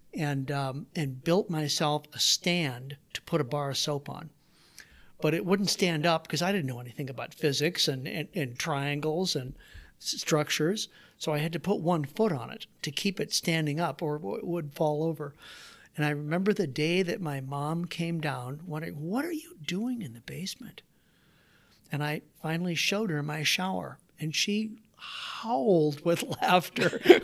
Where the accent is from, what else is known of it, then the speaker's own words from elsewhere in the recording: Waterloo, Iowa, United States; also born or lived in Davenport, Iowa; I grew up, so I was born in Davenport, Iowa, did my grade school years in Waterloo.